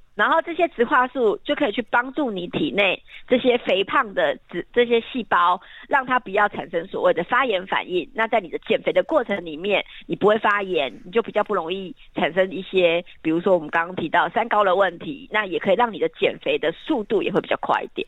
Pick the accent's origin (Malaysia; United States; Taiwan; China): Taiwan; southern Taiwan; 因为我自己本身我家乡在南部嘛